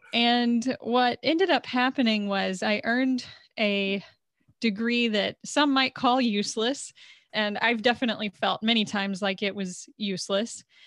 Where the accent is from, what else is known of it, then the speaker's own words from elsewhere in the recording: Texas, United States; living and growing up in Texas as a woman